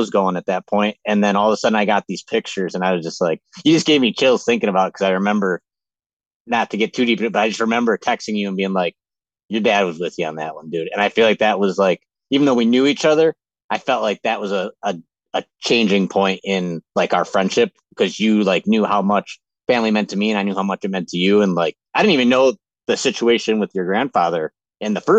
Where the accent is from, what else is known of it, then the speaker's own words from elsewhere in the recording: Western New York, United States; I'm from Western New York, kind of a little bit more north of where you were originally from, Jake, as you know, but just your typical guy that just grew up in a hunting family.